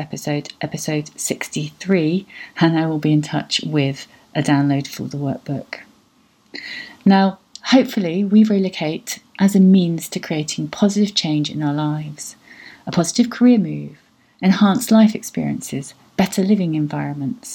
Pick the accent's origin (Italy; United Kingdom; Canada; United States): United Kingdom; moved away; also born or lived in Portugal; I see myself as a British European